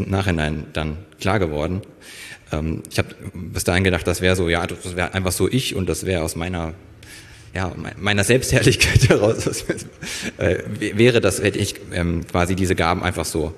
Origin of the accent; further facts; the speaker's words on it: near Kassel, Northern Hesse, Germany; moved away as an adult; also born or lived in Fulda; now in Berlin, Germany; bin geboren in Fulda und aufgewachsen ja auch in Nordhessen in der Nähe von Kassel